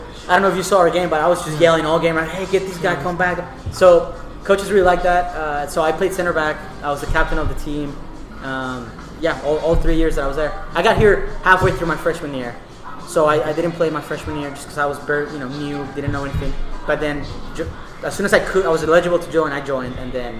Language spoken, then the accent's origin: English; Houston, Texas, United States; In Houston, so in the west side of town, really, closer to like I-10 and Derry Ashford.